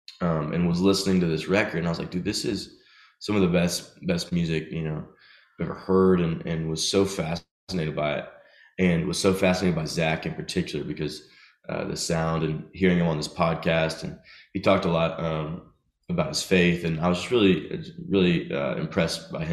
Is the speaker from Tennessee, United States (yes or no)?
yes; Nashville, Tennessee, United States; also born or lived in Chattanooga; growing up in Nashville